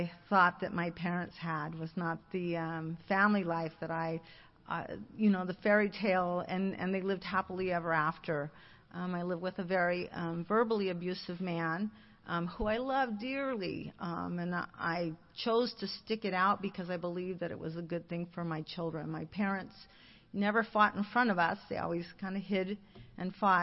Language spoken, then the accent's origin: English; Alhambra, California, United States; I grew up in Alhambra, a very small little town